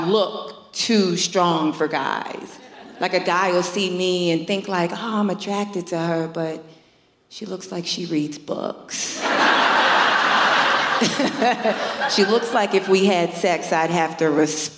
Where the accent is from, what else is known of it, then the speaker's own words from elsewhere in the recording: New York, United States; I'm born and raised in New York